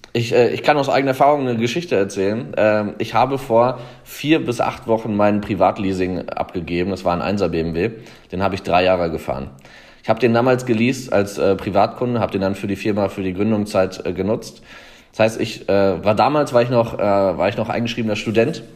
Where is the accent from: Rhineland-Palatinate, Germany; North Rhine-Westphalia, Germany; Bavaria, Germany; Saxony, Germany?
Bavaria, Germany; the Würzburg area; hier in Würzburg. Ich komme eigentlich aus der Gegend